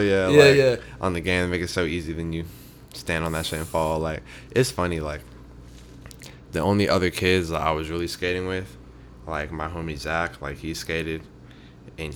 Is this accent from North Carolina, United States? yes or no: yes; Mooresville, North Carolina, United States; moved away as an adult; also born or lived in Charlotte, North Carolina; now in Los Angeles, United States; Yeah, I'm from Mooresville, so it's, like... The population, I think it's like 30 or like 40,000, so mm-hmm. It's like not the biggest, but it's like where Charlotte is, it's yeah. Like it's like right there, like 20-30 minutes